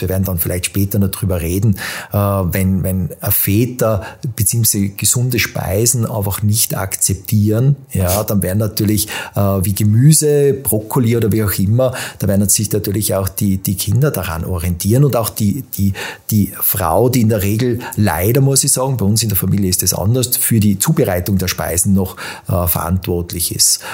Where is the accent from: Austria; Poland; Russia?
Austria; Tyrol; now in Vienna, Austria; bin äh, gebürtiger Tiroler, lebe seit vielen Jahren in Wien